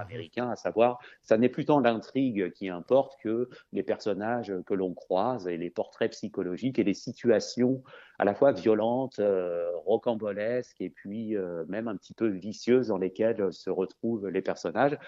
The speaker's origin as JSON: {"language": "French", "country": "France", "accent": "French", "said": "Je le dis avec mon bon accent français"}